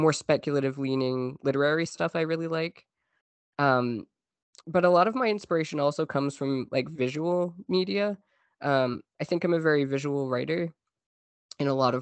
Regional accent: Newfoundland and Labrador, Canada; now in Montreal, Canada; I am a Canadian writer who grew up in Newfoundland, Canada

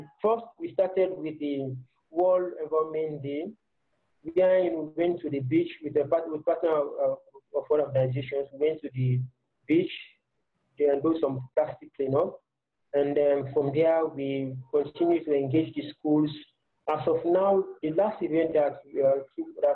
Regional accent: Sierra Leone; I decided to come back and do something in my own local community

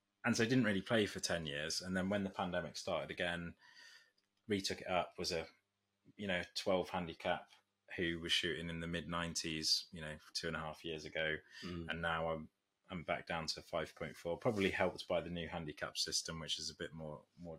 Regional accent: Nottinghamshire, East Midlands, United Kingdom; moved away as an adult; now in London, United Kingdom; I'm originally from Nottinghamshire

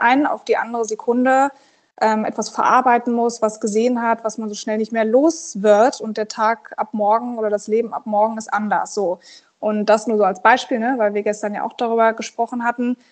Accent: Berlin, Germany; Und ich komme ja aus Berlin, das ist quasi fünf Minuten von unserem Zuhause

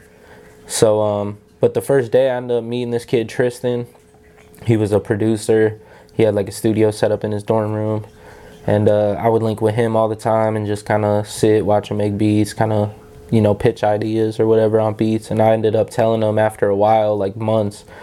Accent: Ohio, United States; I'm from Asheville, Ohio.

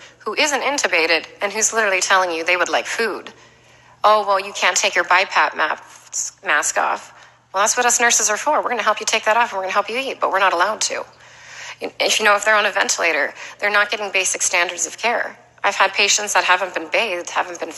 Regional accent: United States; I'm a very proud American citizen. I come from a family of immigrants

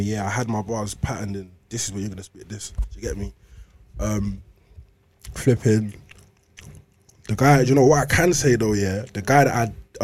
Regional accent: London, United Kingdom; I'm from East

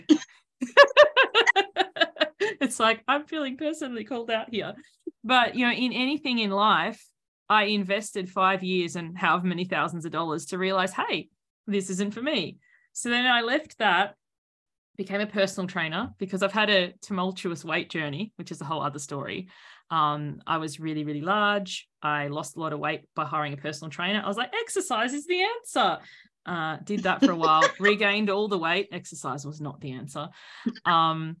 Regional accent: Sydney, New South Wales, Australia; I'm from Sydney.

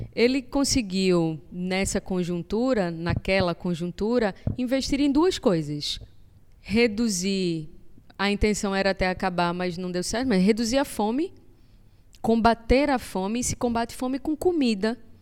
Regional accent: Brazil; eu nasci aqui bem pertinho, no Vasco da Gama

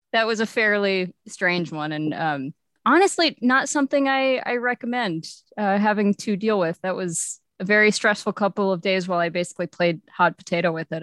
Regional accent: Texas, United States; moved away; I was from Texas and I really mostly just had GameStops and E V Games

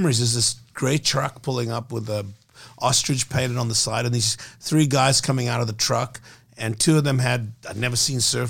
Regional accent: Cape Town, Western Cape, South Africa; moved away; I was born in South Africa

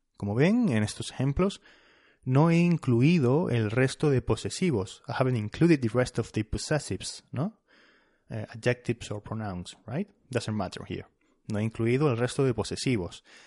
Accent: Canary Islands, Spain; soy de las Islas, de las islas Canarias

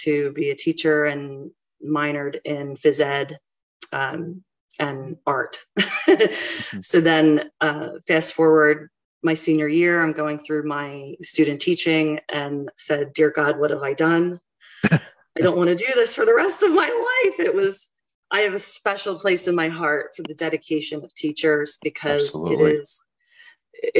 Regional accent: Collegeville, Pennsylvania, United States; moved away as an adult; also born or lived in Kutztown, Pennsylvania; now in Douglasville, United States; I grew up in Montgomery County, like Collegeville area

